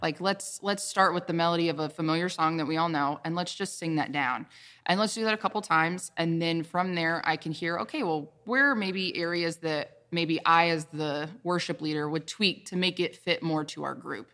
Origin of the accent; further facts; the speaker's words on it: the Carolinas, United States; I'm from the Carolinas, born and raised